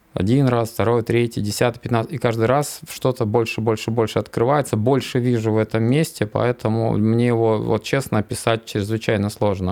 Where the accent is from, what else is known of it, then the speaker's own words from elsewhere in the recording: Inta, Komi Republic, Russia; Я же как уроженец Инты, вот, у меня пятиэтажный дом.